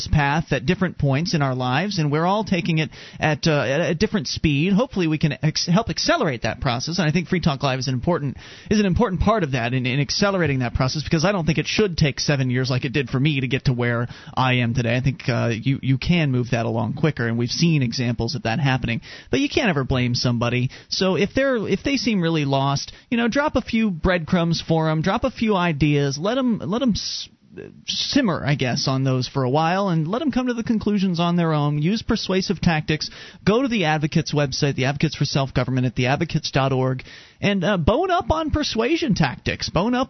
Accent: Pennsylvania, United States; And I'm from Pennsylvania.

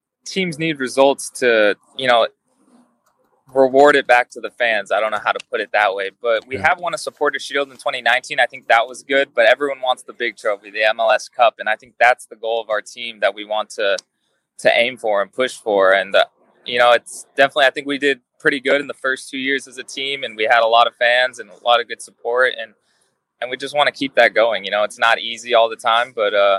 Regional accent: Las Vegas, Nevada, United States; also born or lived in Tucson, Arizona; now in Los Angeles, United States; I grew up in Las Vegas, and that is some intense heat.

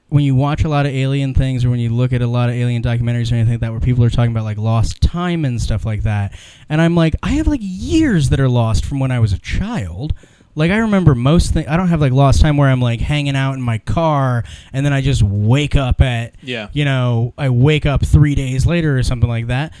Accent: Ohio and Illinois, Midwest, United States; I grew up in Ohio and Illinois

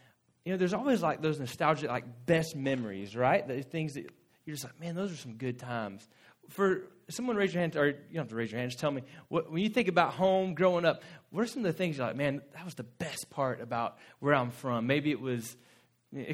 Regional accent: Florida, United States; moved away; Lauren and I grew up in Florida, and where we're from is just under Georgia

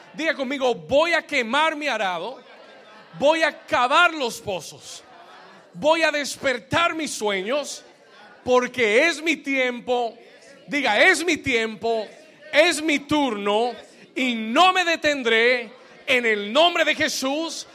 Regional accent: Colombia; somos muchos colombianos

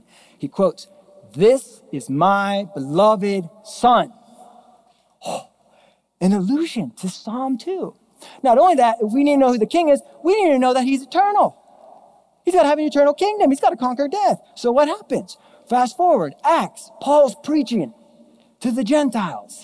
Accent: Mission Viejo, California, United States; moved away; We grew up in Southern Orange County, Mission Viejo

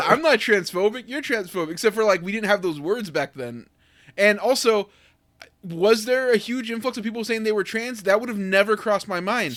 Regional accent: United States; me, as an American teen

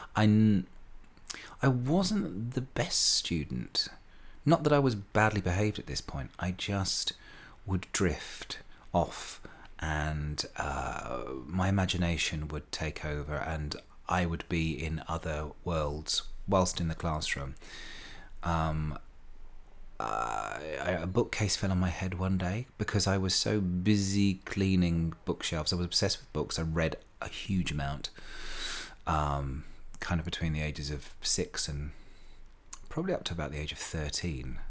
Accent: Slough, South East England, United Kingdom; I was born in Wexham Park Hospital in Slough in nineteen, wait for it, sixty-eight

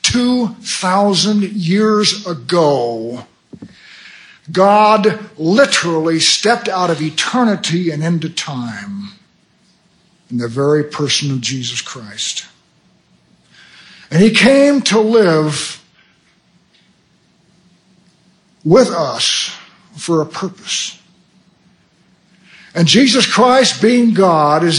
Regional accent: United States; I'm an American

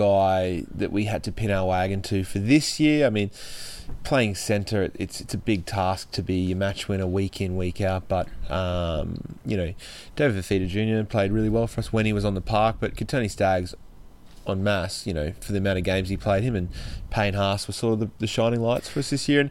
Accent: Brisbane, Queensland, Australia; growing up in Brisbane as a young man

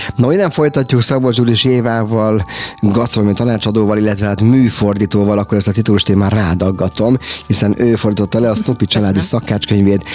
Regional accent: Hungary; mi magyarok

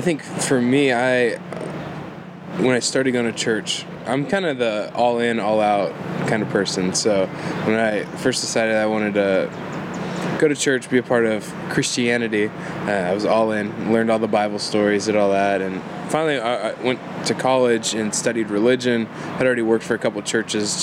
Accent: Houston, Texas, United States; moved away as an adult; now in Waco, United States; I'm originally from Houston

